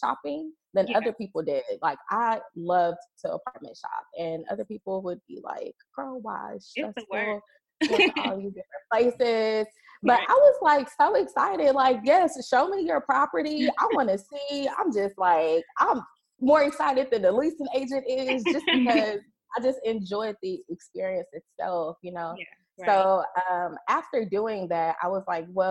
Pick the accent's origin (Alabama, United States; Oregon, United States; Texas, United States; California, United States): Texas, United States; Lufkin; now in Dallas, United States; From Lufkin, Texas